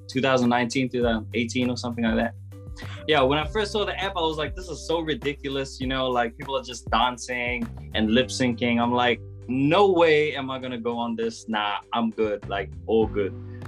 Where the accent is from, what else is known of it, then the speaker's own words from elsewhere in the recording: Cook Islands; also born or lived in Solomon Islands / New Caledonia; And I am from the Cook Islands. I've had a crazy upbringing, I would say. So I was actually born in the Solomon Islands, and then when I was 2 years old, we moved to New Caledonia for 11 years.